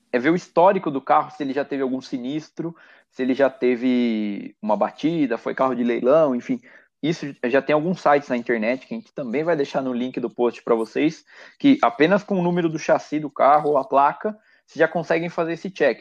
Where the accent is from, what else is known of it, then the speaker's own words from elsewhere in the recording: Itatiba, São Paulo, Brazil; moved away as an adult; also born or lived in Barueri; Aos finais de semana eu acabo voltando bastante para minha terra natal aqui no interior